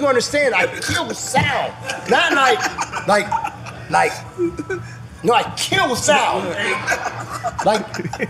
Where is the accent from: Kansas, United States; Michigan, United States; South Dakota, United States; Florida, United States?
Florida, United States; also born or lived in New Orleans, Louisiana / North Carolina / Miami-Dade County, Florida; I'm a Florida boy. I was raised in Florida.